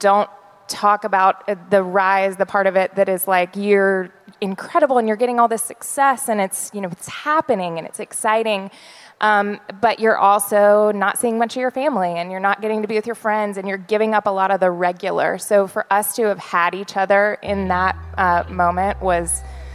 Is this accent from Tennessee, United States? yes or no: yes; Nashville, Tennessee, United States; I grew up in Nashville